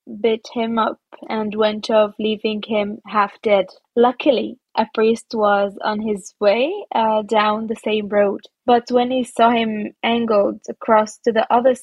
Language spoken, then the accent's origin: English; Nazareth, Northern District, Israel; English is a second language; moved away as an adult; now in Germany; I grew up even in Nazareth, the Holy Land